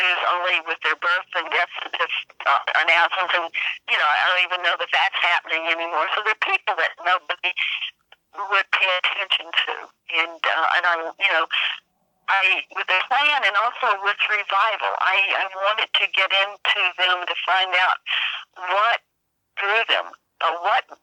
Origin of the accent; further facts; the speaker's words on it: the South, United States; I grew up in the South